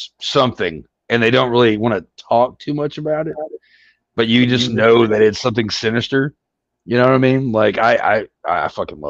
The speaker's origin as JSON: {"language": "English", "region": "Kentucky", "country": "United States", "tie": "born or raised there"}